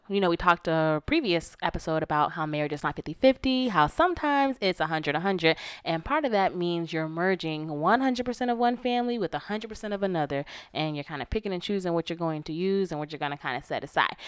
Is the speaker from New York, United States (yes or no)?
no; Florida, United States; I'm from Florida. You know, I'm from the South